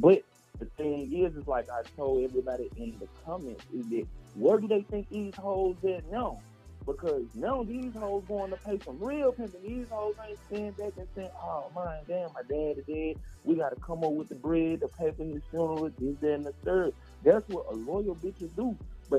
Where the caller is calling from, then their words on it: Memphis, Tennessee, United States; Man, right now I'm calling from Memphis 10, where they getting it in.